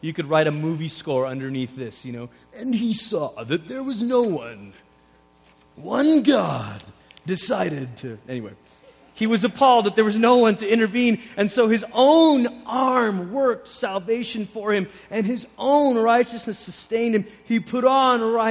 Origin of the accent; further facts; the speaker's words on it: Portland, Oregon, United States; also born or lived in Malaysia; When I was 10, we moved from Malaysia to Portland, Oregon.